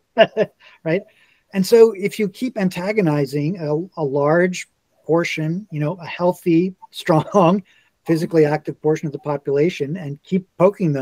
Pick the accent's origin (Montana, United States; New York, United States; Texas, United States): New York, United States; moved away; also born or lived in Washington, District of Columbia, United States; I grew up in New York. I lived for a long time in Washington, DC